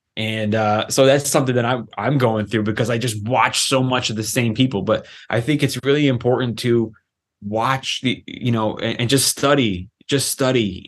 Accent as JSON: {"language": "English", "town": "Los Angeles", "region": "California", "country": "United States", "tie": "born or raised there", "said": "I was raised in Los Angeles, California"}